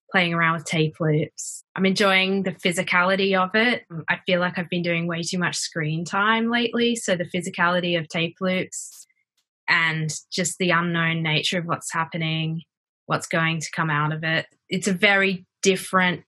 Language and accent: English; Brisbane, Queensland, Australia; moved away as an adult; also born or lived in New York / Lyon, France; now in London, United Kingdom; I'm originally from Brisbane, Australia